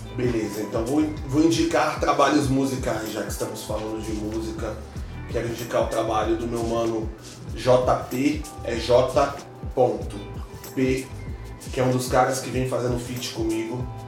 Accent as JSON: {"language": "Portuguese", "town": "Brasília", "region": "Federal District", "country": "Brazil", "tie": "born or raised there", "also_born_or_lived": "Rio de Janeiro", "said": "eu sou natural do Rio de Janeiro, não contei isso no início. Mas eu sou criado em Brasília, então me considero brasiliense"}